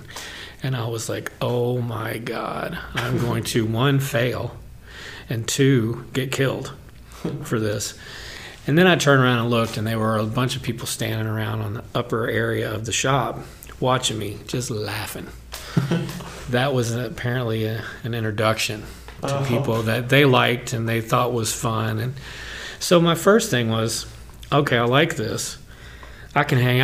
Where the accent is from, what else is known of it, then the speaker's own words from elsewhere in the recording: Louisville, Kentucky, United States; moved away; I'm from Louisville. I've never been to Actors Theater because when I was living there